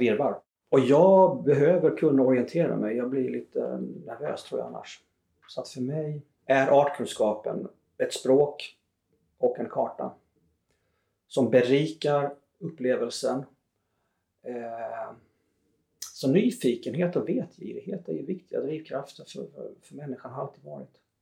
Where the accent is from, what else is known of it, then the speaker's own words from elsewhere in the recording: southern Småland, between Växjö and Tingsryd, Kronoberg County, Sweden; moved away; hemifrån södra Småland eh, där jag växte upp mellan Växjö och Tingsryd.